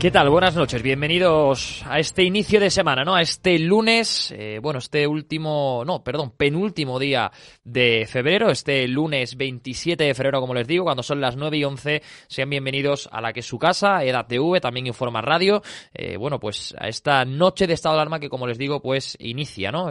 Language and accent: Spanish; Andalusia, Spain; now in Madrid, Spain; en mi tierra, en Andalucía